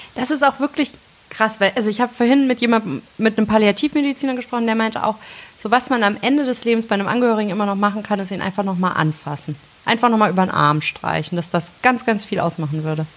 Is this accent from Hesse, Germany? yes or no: yes; Melsungen, Hesse, Germany; ich komme aus äh, Nordhessen, aus Melsung, absolute Lokalpatriotin.